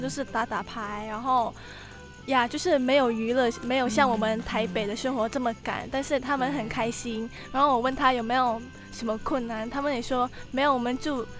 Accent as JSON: {"language": "Chinese", "country": "Indonesia", "moved": "as an adult", "lives_now": "Taiwan", "said": "我来自印尼，今年二十二岁，目前在台湾已经一年了"}